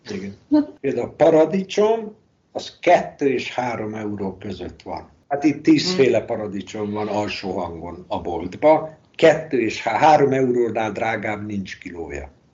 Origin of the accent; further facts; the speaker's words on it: Hungary; moved away as an adult; now in Spain; magyar vagyok